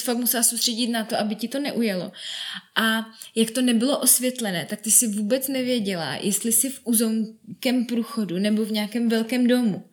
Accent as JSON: {"language": "Czech", "country": "Czechia", "said": "jsem z České republiky"}